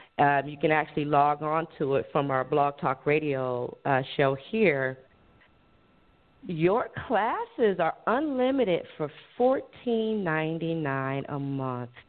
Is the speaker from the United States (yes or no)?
yes; Cleveland, Ohio, United States; also born or lived in Fort Lauderdale; I'm 49. I was born and raised in Cleveland, Ohio. I actually did live. My late husband and I lived in Fort Lauderdale, Miami area, in 2017 for almost a year. The hurricane sent us right back up north.